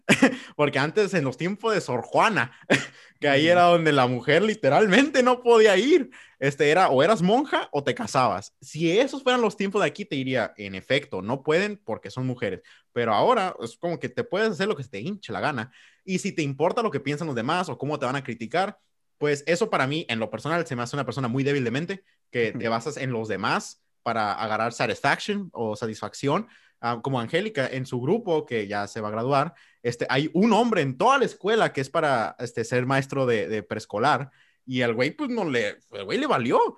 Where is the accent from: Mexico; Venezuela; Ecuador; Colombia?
Mexico; vernos como mexicanos